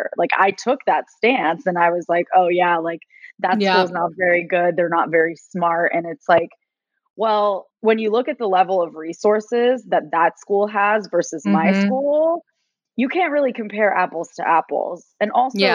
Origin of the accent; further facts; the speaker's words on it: Katy, Texas, United States; also born or lived in Venezuela / Miami, Florida / Austin, Texas; I grew up in Katy. So it's a suburb of Houston